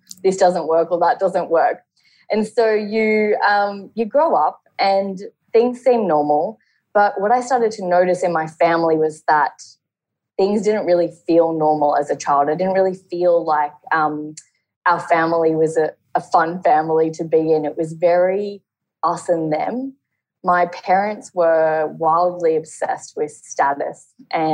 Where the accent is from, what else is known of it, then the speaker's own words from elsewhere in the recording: Brisbane, Queensland, Australia; I'm from Brisbane, Australia